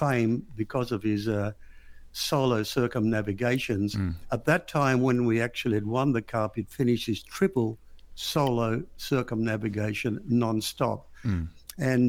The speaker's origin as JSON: {"language": "English", "town": "Alexandria", "region": "Alexandria Governorate", "country": "Egypt", "tie": "born or raised there", "moved": "yes", "lives_now": "Perth, Australia", "said": "I was born in Alexandria"}